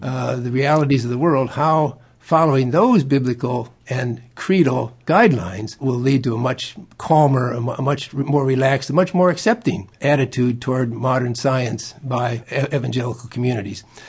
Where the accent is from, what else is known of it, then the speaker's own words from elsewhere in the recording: Iowa, United States; moved away; I am a Midwesterner, born in Iowa